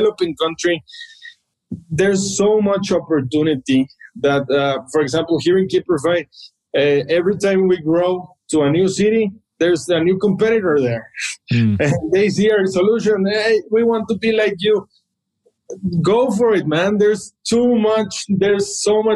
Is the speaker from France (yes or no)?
no; Monterrey, Nuevo León, Mexico; I grew up in Monterrey, and when I was little, you could buy a house maybe for 1 or 2 million pesos.